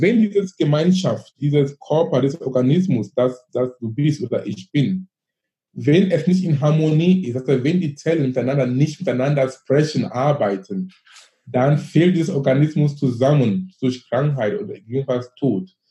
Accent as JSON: {"language": "German", "country": "Cameroon", "tie": "born or raised there", "second_language": "German", "moved": "as an adult", "lives_now": "Germany", "said": "ich komme aus Afrika, ich komme aus Kamerun, ich bin gebürtig aus Kamerun."}